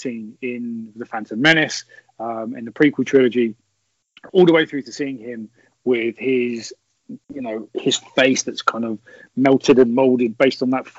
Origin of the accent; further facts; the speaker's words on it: England, United Kingdom; I'm English.